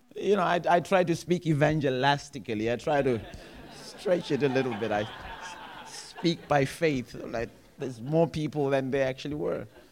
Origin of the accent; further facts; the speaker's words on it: Zimbabwe; I am from Zimbabwe